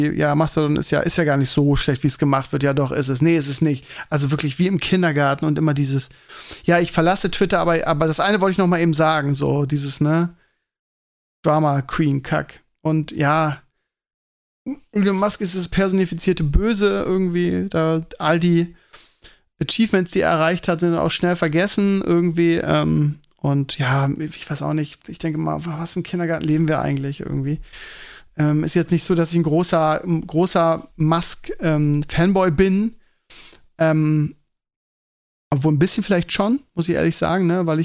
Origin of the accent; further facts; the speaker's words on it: Bremen, Germany; now in Hamburg, Germany; aber ich vorher kenne ich als Bremer nicht den Begriff.